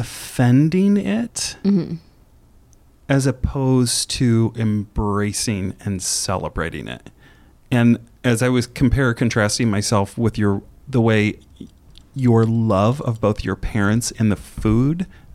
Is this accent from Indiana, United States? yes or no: yes; Indiana, United States; I grew up in Indiana. I grew up in Indiana in a cornfield. We ate a lot of farm food, which is very German, salt and pepper, and maybe dried basil on a good day.